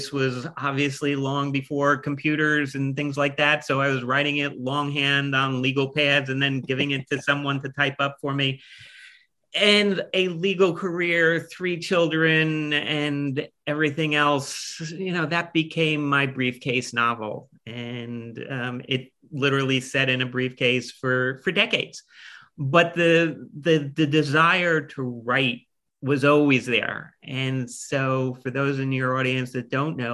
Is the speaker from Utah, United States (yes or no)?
no; Roselle Park, New Jersey, United States; also born or lived in Clark, New Jersey; I grew up in Union County. First 8 years of my life, we lived in Clark, and then we moved to Roselle Park.